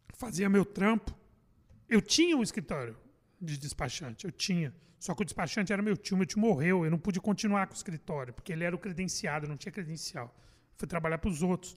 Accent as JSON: {"language": "Portuguese", "region": "São Paulo", "country": "Brazil", "said": "Sou de São Paulo. bairro de Perus."}